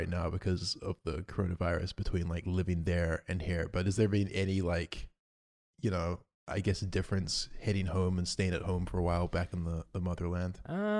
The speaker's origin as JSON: {"language": "English", "country": "New Zealand", "tie": "born or raised there", "lives_now": "Australia", "said": "Yeah, New Zealand, growing up in New Zealand was fun. I really miss it moving here to Australia."}